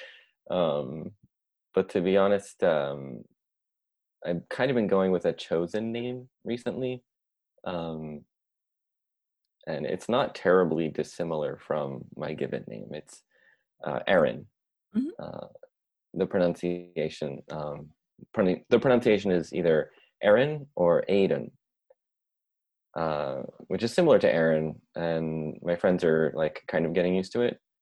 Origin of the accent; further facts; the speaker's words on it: United States; first language English; I'm an American but mm-hmm. um, by way of uh, Italian and Irish um, ancestry